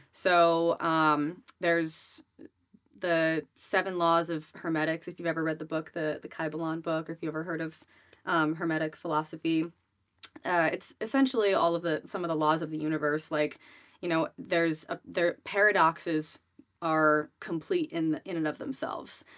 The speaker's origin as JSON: {"language": "English", "region": "Rhode Island", "country": "United States", "tie": "born or raised there", "said": "I grew up in Rhode Island"}